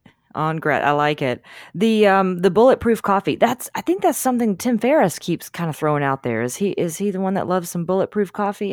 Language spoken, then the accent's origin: English; Deep South, United States; I grew up in the Deep South. God, I was in the Deep South, so we had a lot of soda.